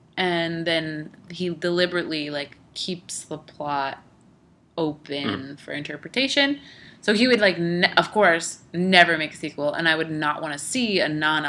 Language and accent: English; United States; I'm American